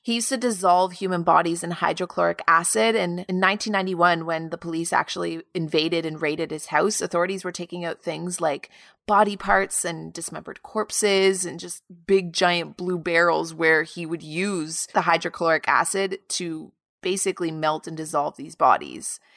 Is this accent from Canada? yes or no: yes; Canada; the prison of my hometown